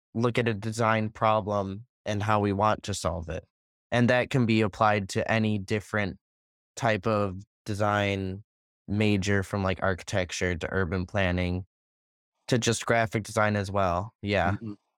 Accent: Buffalo Grove, Illinois, United States; I'm from Buffalo Grove, which is a suburb of Chicago.

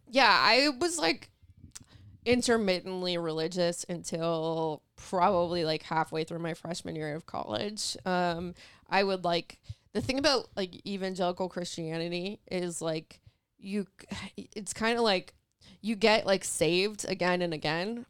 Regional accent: Los Angeles, California, United States; also born or lived in Santa Clarita, California; I was born in the San Fernando Valley, um, and that's like, I only lived there until I was like eleven or twelve

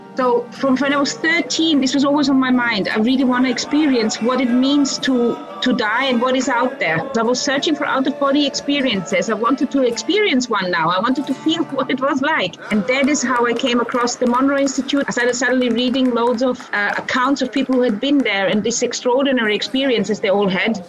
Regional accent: Austria; moved away; also born or lived in Croatia / Vienna; I grew up in Austria.

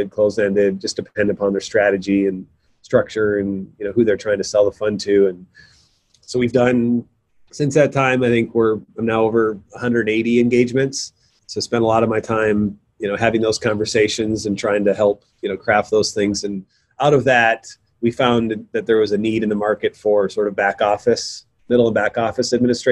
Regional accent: North Dakota, United States; now in Portland, United States; I moved out here to Portland. I'm from North Dakota originally in 99

